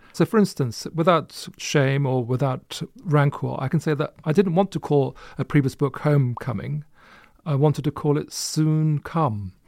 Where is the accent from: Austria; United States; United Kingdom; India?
United Kingdom; Luton, East of England; born or raised there